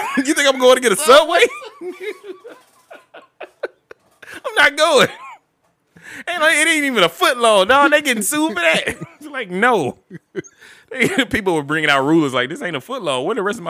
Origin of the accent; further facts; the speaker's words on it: Detroit, Michigan, United States; Well, I'm from Detroit.